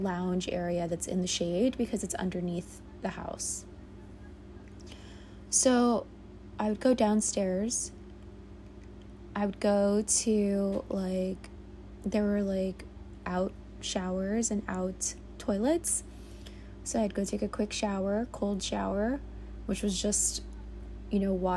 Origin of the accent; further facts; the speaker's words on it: New York City, New York, United States; I was born and raised in the Bronx, New York